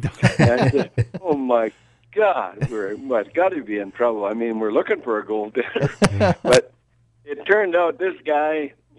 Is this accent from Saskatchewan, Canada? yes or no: no; Kenora, Ontario, Canada; moved away; also born or lived in Muskegon; My hometown is Kenora, Ontario